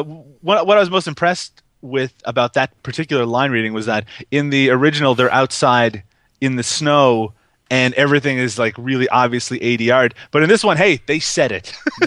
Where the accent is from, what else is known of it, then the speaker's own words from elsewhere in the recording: Canada; I'm Canadian